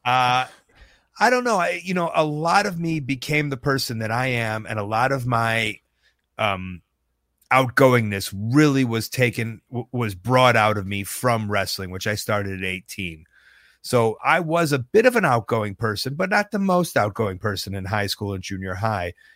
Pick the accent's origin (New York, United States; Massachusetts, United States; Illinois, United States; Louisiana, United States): Illinois, United States; Deerfield; I grew up in Deerfield, home of the Birdo Center